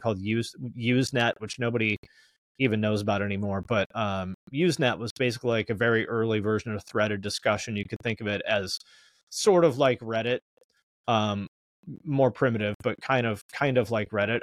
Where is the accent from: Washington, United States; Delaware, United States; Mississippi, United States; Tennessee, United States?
Washington, United States; Snohomish; grew up in the Seattle area. I'm from a town called Snohomish, Washington